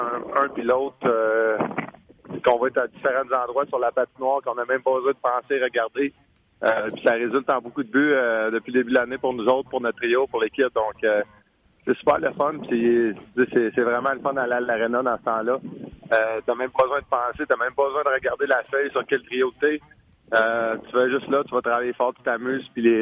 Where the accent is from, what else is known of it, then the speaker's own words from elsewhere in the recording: Canada; On évidemment, on vient presque tout du Canada on a grandi dans, l'hiver